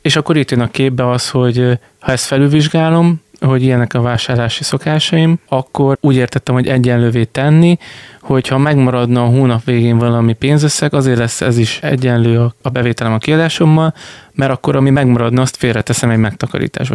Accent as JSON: {"language": "Hungarian", "town": "Bordány", "region": "Csongrád-Csanád", "country": "Hungary", "tie": "born or raised there", "moved": "as an adult", "lives_now": "Szeged, Hungary", "said": "Én ugye Bordányban nevelkedtem"}